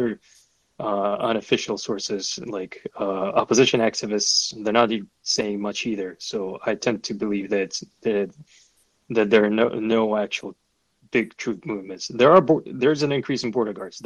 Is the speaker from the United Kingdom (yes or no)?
no; Kazakhstan; I'm from Kazakhstan